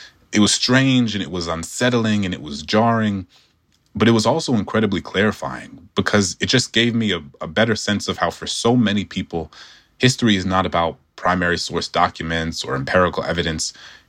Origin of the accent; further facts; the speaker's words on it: New Orleans, Louisiana, United States; my hometown of New Orleans